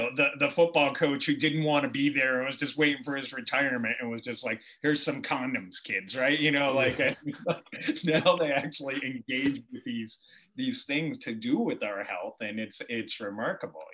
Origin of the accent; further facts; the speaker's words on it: Boston, Massachusetts, United States; I grew up in Southie